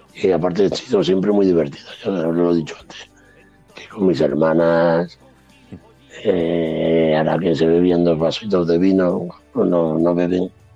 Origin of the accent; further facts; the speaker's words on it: Andalusia, Spain; siendo andaluz